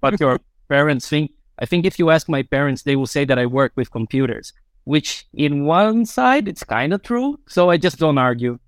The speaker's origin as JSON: {"language": "English", "country": "Brazil", "moved": "yes", "lives_now": "Finland", "said": "I'm originally from Brazil"}